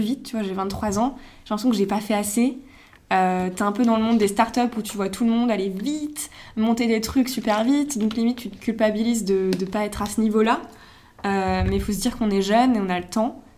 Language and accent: French; Megève, Auvergne-Rhône-Alpes, France; moved away as an adult; now in Paris, France